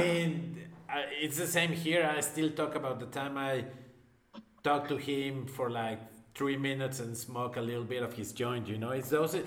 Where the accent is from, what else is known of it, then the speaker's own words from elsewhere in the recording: Mexico; I'm from Mexico